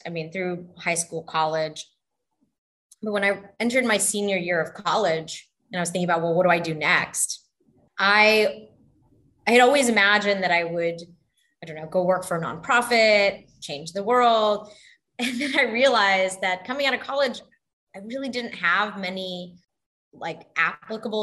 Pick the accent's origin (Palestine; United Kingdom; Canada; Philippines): Canada; moved away; also born or lived in Texas / Bangladesh; I was born in Canada and grew up there. And then we moved to Texas.